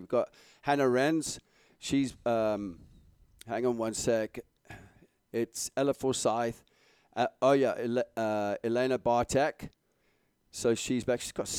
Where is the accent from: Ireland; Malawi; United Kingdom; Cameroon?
Malawi; English is a second language; You don't want to know mine growing up in Malawi.